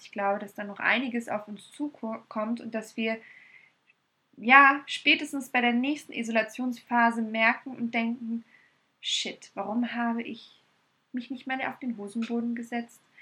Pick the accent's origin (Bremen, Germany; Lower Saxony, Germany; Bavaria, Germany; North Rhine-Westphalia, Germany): Bavaria, Germany; Munich; in München, aber ich liebe sie abgöttisch und es ist meine Heimat